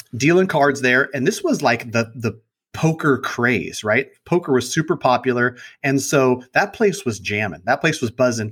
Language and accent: English; Sacramento, California, United States; I grew up in Sacramento, born and raised over by Sac State in College Glen. I've been there my whole life